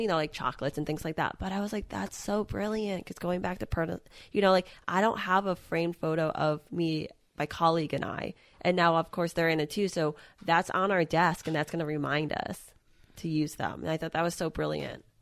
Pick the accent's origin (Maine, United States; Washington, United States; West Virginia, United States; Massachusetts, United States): Massachusetts, United States; I'm from Massachusetts